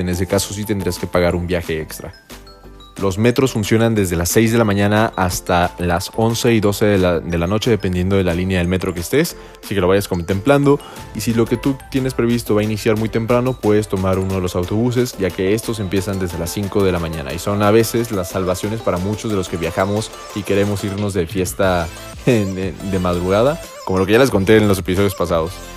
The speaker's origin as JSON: {"language": "Spanish", "country": "Mexico", "tie": "born or raised there", "moved": "yes", "lives_now": "Guadalajara, Mexico", "said": "mi visión como mexicano, mi visión como eh, persona que viene de una ciudad pequeña, pues básicamente yo nunca en, mi ciudad natal no tenía metro. Y en la ciudad en la que vivo ahora, en Guadalajara"}